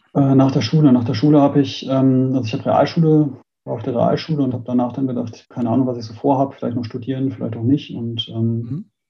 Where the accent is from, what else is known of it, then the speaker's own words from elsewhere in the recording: Münster, North Rhine-Westphalia, Germany; ich bin in Münster geboren